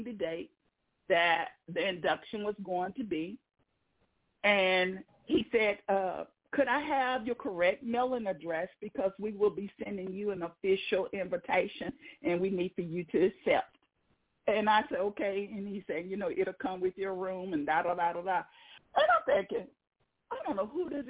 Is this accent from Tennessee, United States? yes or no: yes; Tennessee, United States; born or raised there